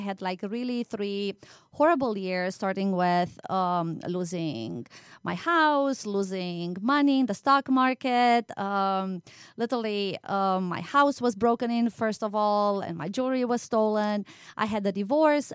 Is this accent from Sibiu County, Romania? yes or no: yes; Sibiu, Sibiu County, Romania; moved away as an adult; now in United States; I used to teach also in Transylvania, you know, my home country, and Sibiu, that's the city where I was born in.